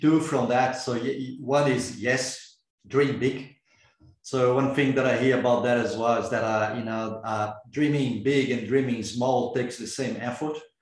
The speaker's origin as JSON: {"language": "English", "country": "Brazil", "moved": "yes", "said": "I'm originally from Brazil"}